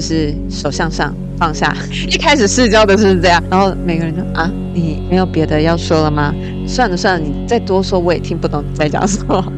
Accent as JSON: {"language": "Chinese", "country": "Taiwan", "said": "我们其实台湾人不是常常都怕被蚊虫叮吗"}